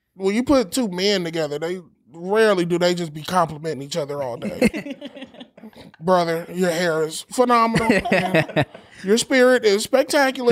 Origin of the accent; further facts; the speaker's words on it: Los Angeles, California, United States; I'm from